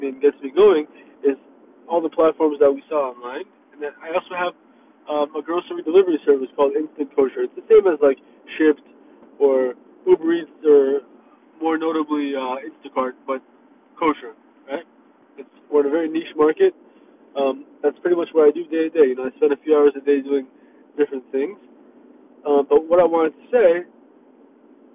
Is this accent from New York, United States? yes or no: no; Miami, Florida, United States; also born or lived in Myrtle Beach, South Carolina / Israel (family); I'm from Miami. I was born in South Carolina, Myrtle Beach. Family's from Israel.